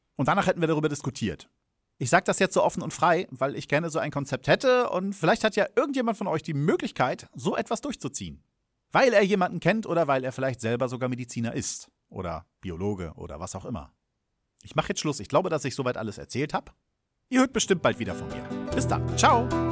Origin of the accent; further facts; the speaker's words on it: Germany; als Deutscher